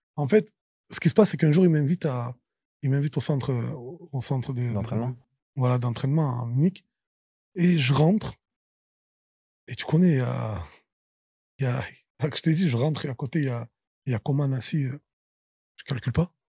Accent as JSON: {"language": "French", "town": "Marseille", "region": "Provence-Alpes-Côte d'Azur", "country": "France", "tie": "born or raised there", "said": "Je suis Marseillais, je suis né à Marseille"}